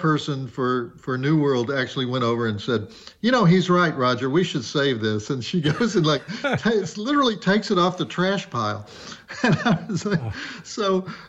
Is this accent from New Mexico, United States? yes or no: no; Texas, United States; accent: Southern; I do have a Southern accent. Unfortunately, I am from Texas.